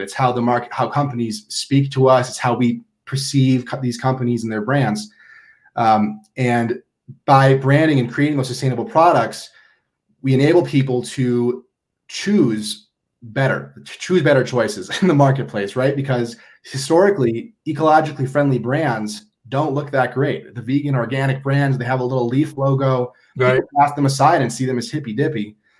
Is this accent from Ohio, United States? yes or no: no; Minnesota, United States; moved away as an adult; now in Boulder, United States; I'm from Minnesota and I came to Boulder to escape Minnesota.